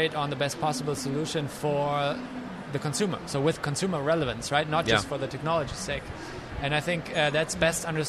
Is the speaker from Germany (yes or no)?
yes; Germany; moved away as an adult; now in United States; my home country, Germany